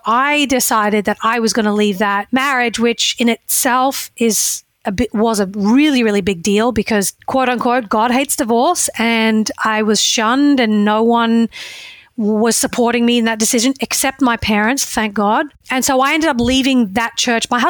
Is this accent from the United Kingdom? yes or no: no; Australia; moved away as an adult; now in United States; I grew up in Australia where the political and religious environment were completely separate